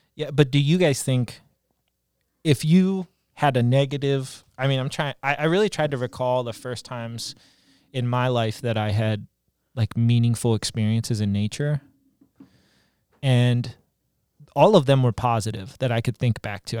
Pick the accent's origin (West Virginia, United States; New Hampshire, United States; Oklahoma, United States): West Virginia, United States; Eastern Panhandle; I grew up in West Virginia, Eastern Panhandle.